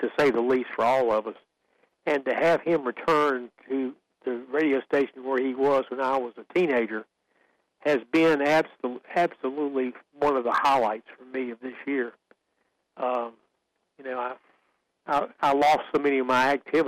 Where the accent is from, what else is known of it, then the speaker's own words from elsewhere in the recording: Sanford, North Carolina, United States; I grew up in Sanford